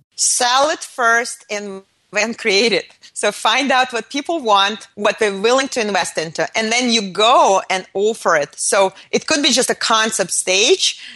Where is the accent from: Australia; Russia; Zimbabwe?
Russia; Moscow; moved away; I was born in Moscow in the Soviet Union